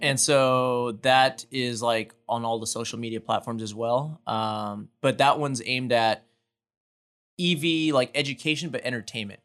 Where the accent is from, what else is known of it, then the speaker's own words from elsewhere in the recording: Houston, Texas, United States; born and raised in Houston